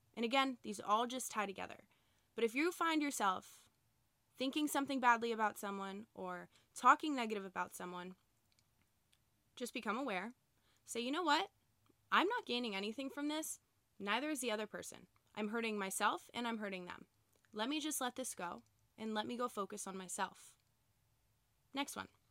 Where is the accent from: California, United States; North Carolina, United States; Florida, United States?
Florida, United States; Boca Raton; I live in Boca Raton, Florida, so I grew up with all the same people, all the same families